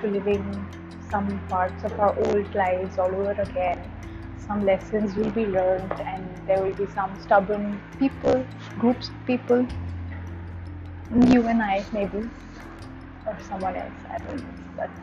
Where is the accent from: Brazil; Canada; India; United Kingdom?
India; I'm in a small Indian city which is my hometown